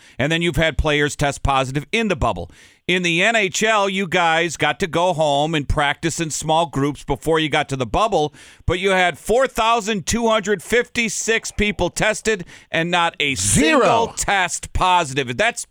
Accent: Minnesota, United States; I grew up in Minnesota watching this game back of the old school North Star games with Cicerelli and guys like that.

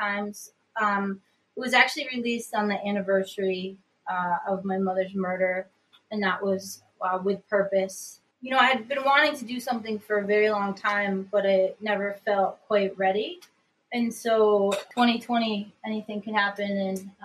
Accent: Upstate New York, United States; I'm from Upstate New York

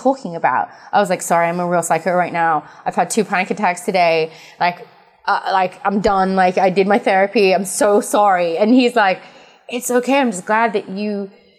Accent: England, United Kingdom; We're both English

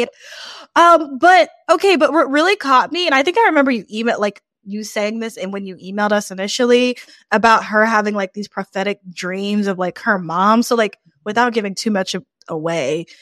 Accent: New Orleans, Louisiana, United States; I'm from New Orleans

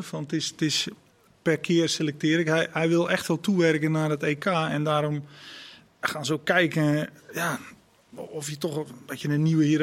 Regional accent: Netherlands; Ik kom uit Nederland.

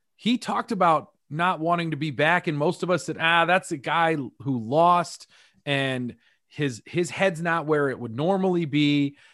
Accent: Greeley, Colorado, United States; born and raised in Greeley, Colorado

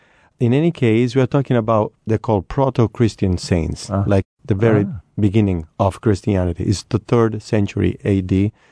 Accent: Catania, Sicily, Italy; Because I'm from Catania, which is nearby the volcano.

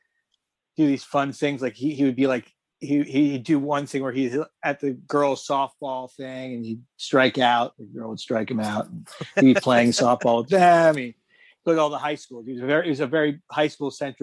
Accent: North Miami, Florida, United States; now in West Palm Beach, United States; I'm from Miami. I grew up in Miami. I grew up in North Miami.

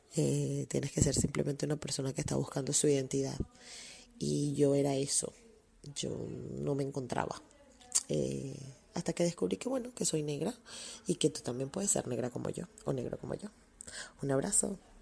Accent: Venezuela; venimos de una sociedad ah, como la venezolana

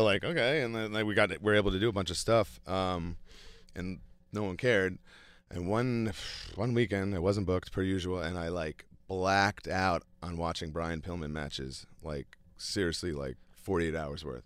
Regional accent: New York, United States; my hometown arena in front of, like, my wife

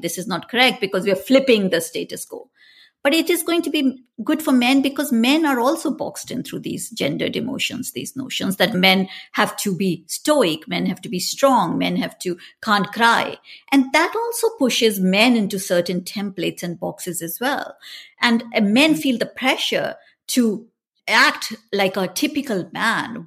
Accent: India; moved away; I grew up in India

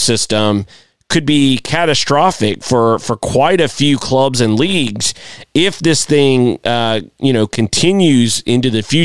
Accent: United States; as an American

